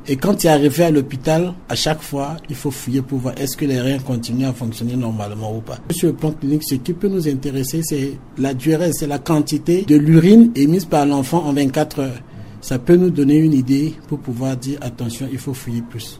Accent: Central African Republic; chez nous, en Centrafrique

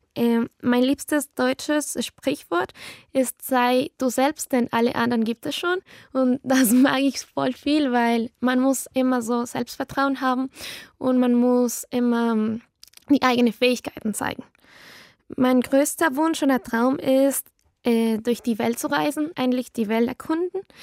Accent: Quito, Pichincha, Ecuador; German is a second language; Ich komme aus Quito, Ecuador

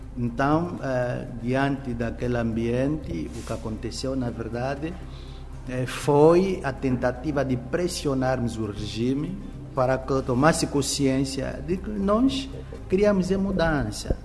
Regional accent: Moxico, Angola; moved away; eu venho do Mochico

